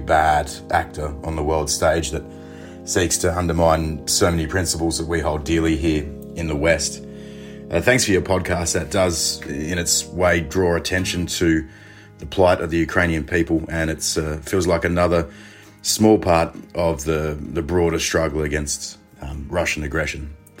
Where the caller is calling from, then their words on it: Ballarat, Victoria, Australia; from Ballarat in Australia.